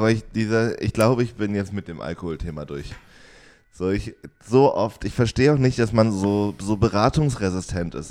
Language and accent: German; Jena, Thuringia, Germany; now in Oldenburg, Germany; ich bin da ja komplett aufgewachsen